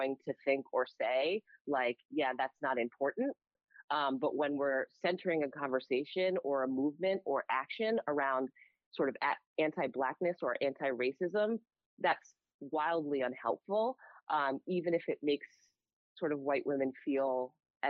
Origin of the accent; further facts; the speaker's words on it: United States; a Black woman growing up in America